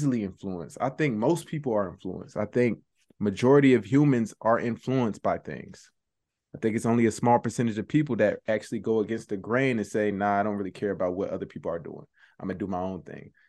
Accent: Georgia, United States; I was from Georgia

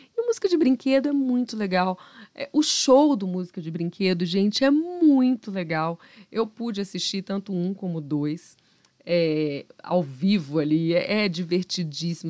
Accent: Minas Gerais, Brazil

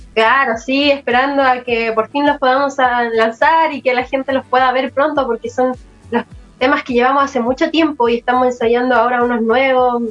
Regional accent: Santiago, Santiago Metropolitan Region, Chile; aquí de Santiago

